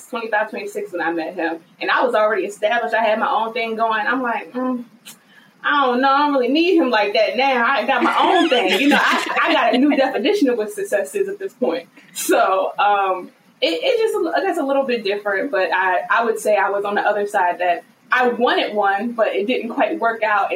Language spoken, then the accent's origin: English; Virginia, United States; I'm from Virginia.